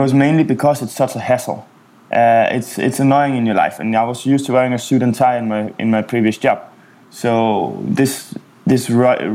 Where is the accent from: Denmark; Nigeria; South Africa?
Denmark; Copenhagen, Capital Region of Denmark; moved away as an adult; also born or lived in Asia / Middle East / Africa / Amsterdam; I grew up in Copenhagen in Denmark